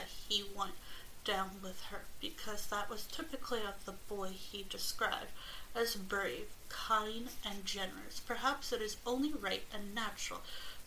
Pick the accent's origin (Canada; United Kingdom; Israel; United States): United Kingdom; I am British